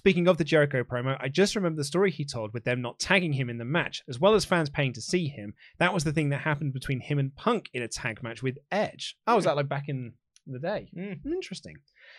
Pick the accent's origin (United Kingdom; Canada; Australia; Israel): Australia; Boys, I'm an Aussie, right, but I'm also half Kiwi.